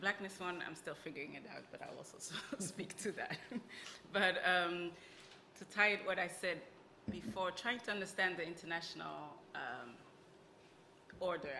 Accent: Flanders, Belgium; moved away as an adult; also born or lived in Italy / France; now in United Kingdom; I grew up in Belgium

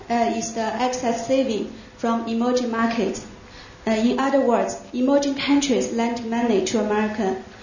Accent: China; moved away; I come from China.

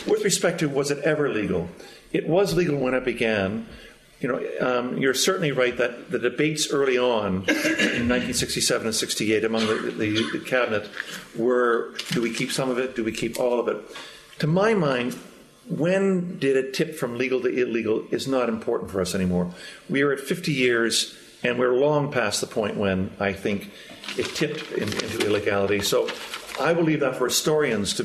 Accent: Canada; I come from Canada

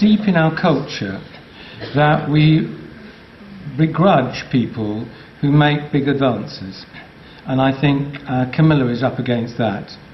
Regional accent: England, United Kingdom; I love being English

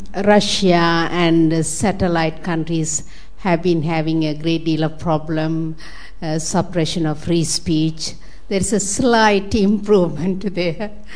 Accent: Sri Lanka; I come from Sri Lanka

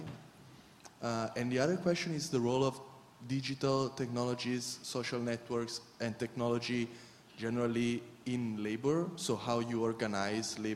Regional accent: Italy; from Italy. Sorry, I'm not from UK

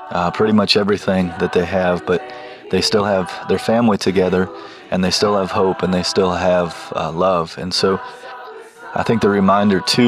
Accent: Shiloh, North Carolina, United States; I am from Shiloh, North Carolina

